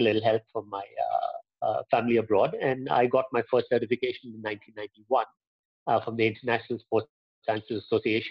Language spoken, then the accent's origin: English; Pune, Maharashtra, India; I grew up in Pune